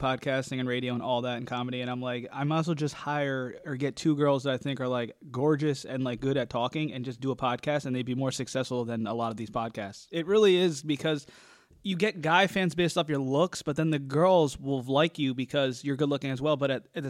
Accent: New Jersey, United States; we're both from Jersey

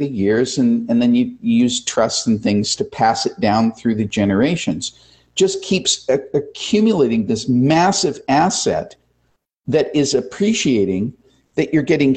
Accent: United States; as an American

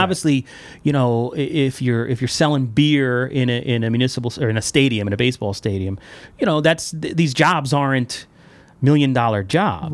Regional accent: New York, United States; moved away; I'm from New York.

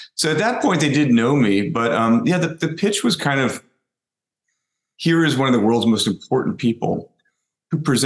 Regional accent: Virginia, United States; I grew up in Virginia

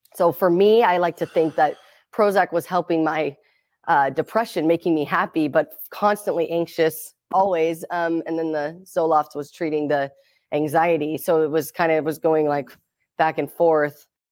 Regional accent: Seattle, Washington, United States; also born or lived in Las Vegas, Nevada; I grew up in Seattle, Washington

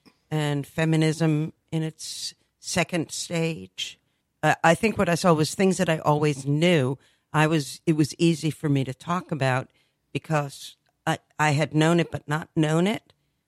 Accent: New Jersey, United States; On the Jersey Shore.

